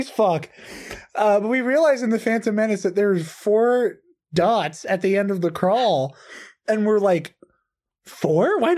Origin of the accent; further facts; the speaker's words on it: Ireland; I'm Irish.